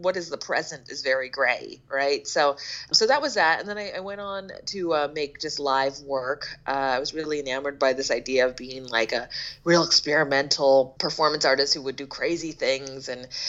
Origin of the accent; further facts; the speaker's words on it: Philadelphia, Pennsylvania, United States; Yeah, it's my hometown. As well, and I do not recognize it.